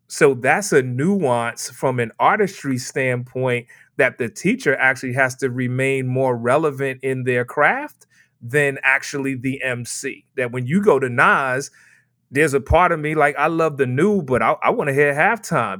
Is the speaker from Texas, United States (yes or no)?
no; New York City, New York, United States; Born and raised in Brooklyn, New York